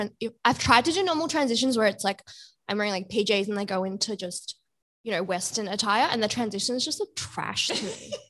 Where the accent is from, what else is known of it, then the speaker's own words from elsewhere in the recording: Bangladesh; I'm from Bangladesh and, you know, it's a lot of like South Asian jewelry.